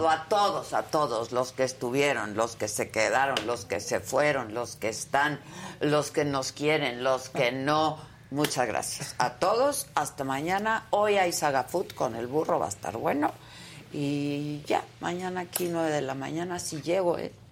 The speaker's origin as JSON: {"language": "Spanish", "town": "Tijuana", "region": "Baja California", "country": "Mexico", "tie": "born or raised there", "said": "Tijuana. Mi tierra, vamos a mi"}